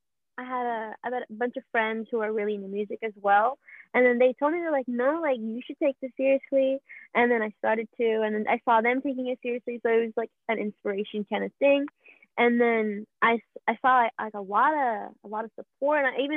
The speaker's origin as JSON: {"language": "English", "town": "Queens", "region": "New York", "country": "United States", "tie": "born there", "also_born_or_lived": "Ohio / Atlanta / Alabama", "moved": "yes", "lives_now": "Florida, United States", "said": "I was born in Queens, and then I moved to Ohio, moved around the East Coast a lot, so like Atlanta, Alabama. Now I stay in Florida"}